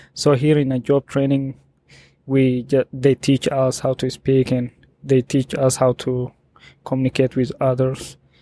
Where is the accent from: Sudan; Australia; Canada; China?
Sudan; also born or lived in Ethiopia; now in Atlanta, United States; I'm from Sudan.